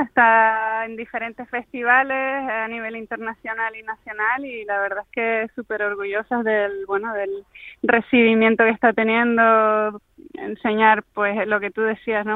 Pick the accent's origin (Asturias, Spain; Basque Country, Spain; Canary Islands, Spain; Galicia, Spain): Canary Islands, Spain; siendo Canarias